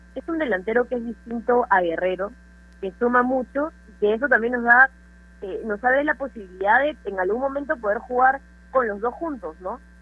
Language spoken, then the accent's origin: Spanish; Peru; siendo peruana